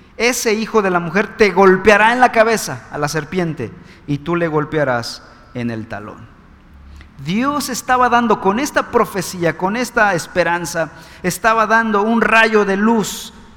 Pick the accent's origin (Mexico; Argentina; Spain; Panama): Mexico